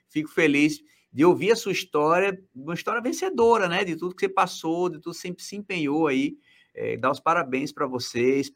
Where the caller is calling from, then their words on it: Natal, Rio Grande do Norte, Brazil; Ceará, não. Eu, eu estou em Natal.